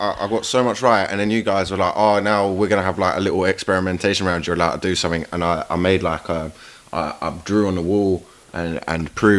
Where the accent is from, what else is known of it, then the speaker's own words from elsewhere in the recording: London, United Kingdom; I'm from South London.